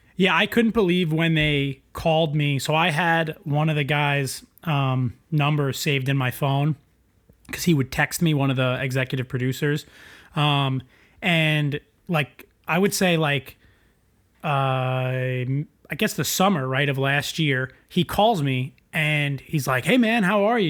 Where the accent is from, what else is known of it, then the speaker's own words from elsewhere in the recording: East Rockaway, New York, United States; I grew up on East Rockaway on the South Shore.